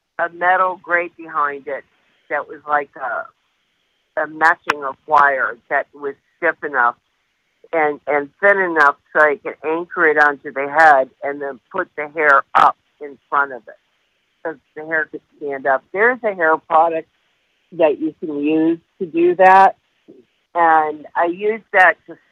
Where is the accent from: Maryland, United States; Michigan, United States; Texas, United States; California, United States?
Michigan, United States; Detroit; I grew up in Detroit